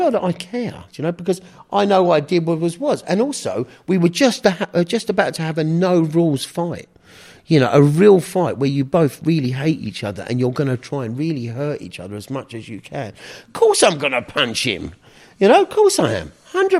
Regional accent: Canterbury, South East England, United Kingdom; moved away; also born or lived in Margate / Winchester; I was born in England. Which part? Down in Margate. So I was Canterbury originally.

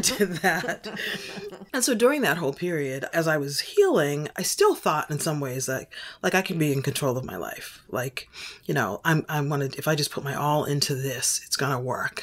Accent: Boston, Massachusetts, United States; moved away; I was born in Boston, raised in Boston, and thought I'd never leave Boston

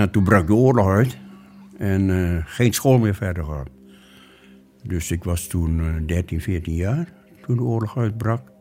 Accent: Muntok, Bangka Belitung Islands, Indonesia; born there; geboren 4 oktober 1928 ik ben geboren in Muntok, op het eiland Bangka in Indonesië.

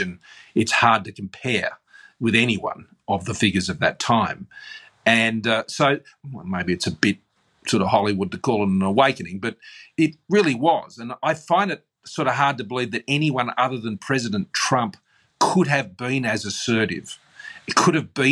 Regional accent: Australia; I accept, as an Australian

